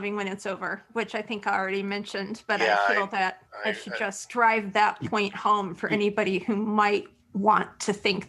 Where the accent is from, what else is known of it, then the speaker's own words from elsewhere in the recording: Indiana, United States; I don't speak hillbilly. I'm from Indiana, but I'm not that bad.